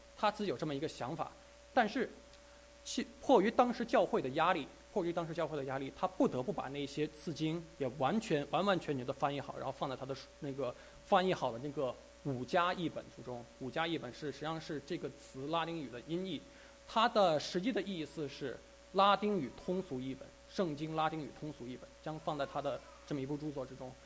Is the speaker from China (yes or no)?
yes; China; 我们中国人